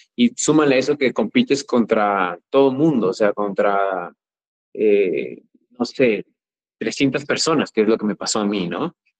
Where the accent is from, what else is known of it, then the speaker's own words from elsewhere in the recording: Chiapas, Mexico; soy chiapaneco